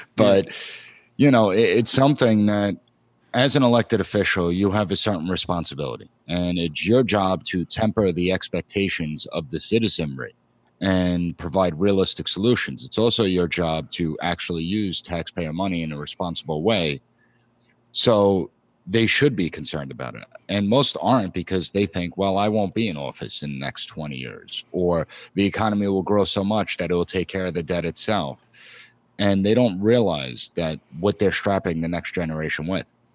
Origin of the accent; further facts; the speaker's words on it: Long Island, New York, United States; I live in the New York area. I'm from Long Island.